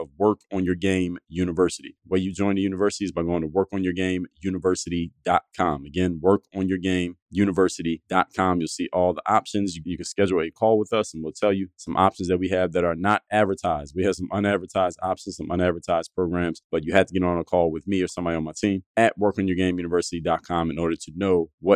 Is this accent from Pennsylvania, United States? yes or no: yes; Philadelphia, Pennsylvania, United States; Philadelphia, my hometown